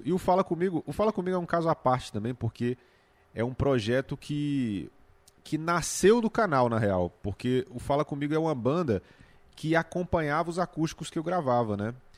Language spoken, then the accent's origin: Portuguese; Valparaíso de Goiás, Goiás, Brazil; moved away as an adult; also born or lived in Planaltina; now in Brasília, Brazil; eu nasci em Planaltina, apesar de ter crescido lá em, em Valparaíso, no Céu Azul, mas eu nasci em Planaltina